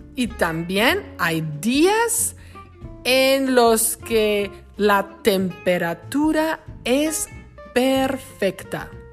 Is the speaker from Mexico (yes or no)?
yes; Lázaro Cárdenas, Michoacán, Mexico; now in Wisconsin, United States; La ciudad donde yo crecí en México se llama Lázaro Cárdenas, en el estado de Michoacán.